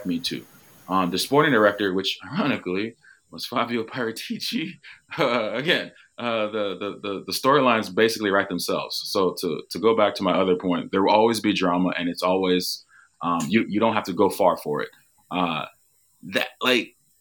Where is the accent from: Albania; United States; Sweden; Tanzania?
United States; as an American, as somebody who does not live in the UK